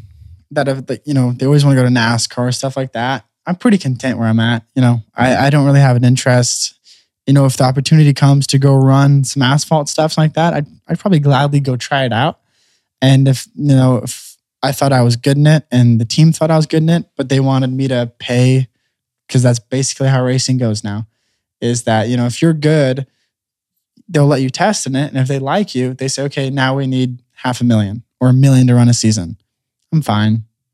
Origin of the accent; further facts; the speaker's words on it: California, United States; So when I grew up racing micros in California and midgets